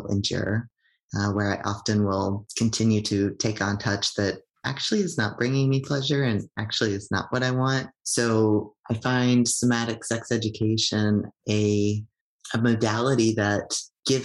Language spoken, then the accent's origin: English; United States; also born or lived in Toronto area (Tkaronto), Canada; now in Canada; I'm an immigrant from the United States